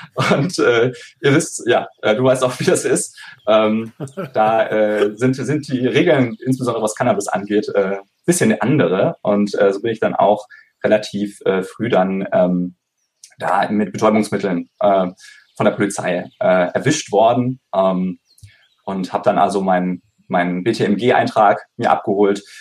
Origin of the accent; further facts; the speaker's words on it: Konstanz, Baden-Württemberg, Germany; ich komme ursprünglich aus Konstanz am Bodensee